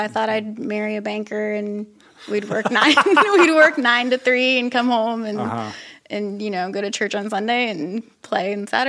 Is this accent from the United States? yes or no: yes; Ohio, United States; I grew up in Ohio. Midwest.